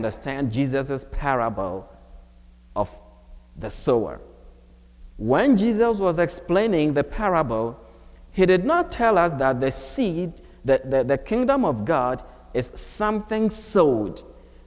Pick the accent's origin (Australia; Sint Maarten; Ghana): Ghana; moved away as an adult; now in United States; I was born and raised in Ghana